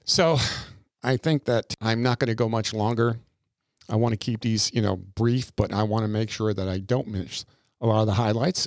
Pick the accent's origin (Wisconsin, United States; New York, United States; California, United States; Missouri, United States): New York, United States; Long Island; moved away; out on Long Island, Long Island, uh, where I grew up. I'm, I'm not from Brooklyn. I'm a Long Island kid.